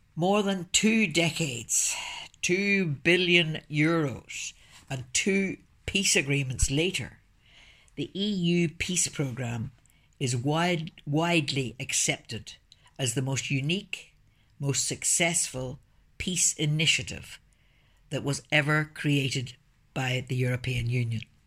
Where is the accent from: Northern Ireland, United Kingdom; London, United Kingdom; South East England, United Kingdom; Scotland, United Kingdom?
Northern Ireland, United Kingdom; Belfast; also born or lived in Brussels; I'm from Northern Ireland, and I was born in Belfast before the trouble started